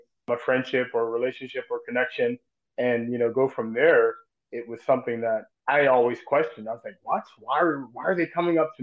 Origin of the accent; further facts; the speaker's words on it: Pittsburgh, Pennsylvania, United States; I grew up here in Pittsburgh